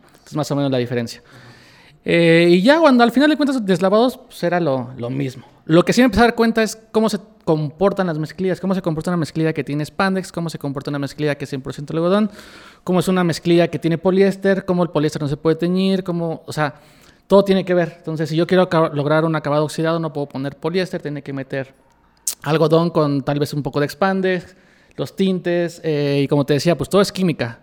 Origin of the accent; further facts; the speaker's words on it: Mexico; yo soy mexicano